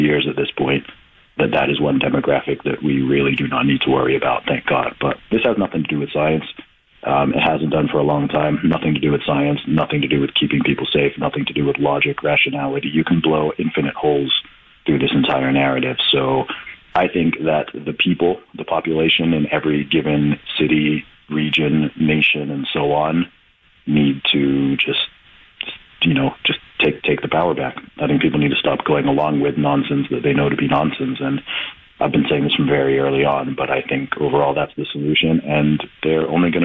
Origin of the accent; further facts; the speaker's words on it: England, United Kingdom; I'm originally from the UK in my home country of England